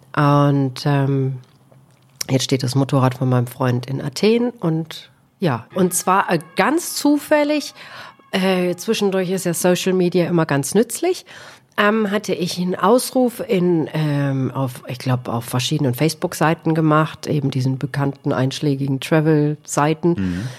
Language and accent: German; Solingen, North Rhine-Westphalia, Germany; moved away as an adult; also born or lived in Eifel / Spain; now in Algarve, Portugal; ich komme ursprünglich aus Solingen, wo die scharfen Messer herkommen. Da bin ich also auch aufgewachsen